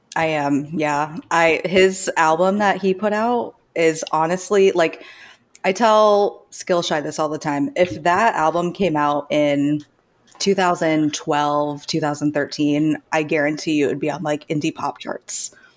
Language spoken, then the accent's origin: English; Sarasota, Florida, United States; moved away as an adult; also born or lived in Orlando, Florida; now in Canada; I'm from the Sarasota area, so I grew up on the beach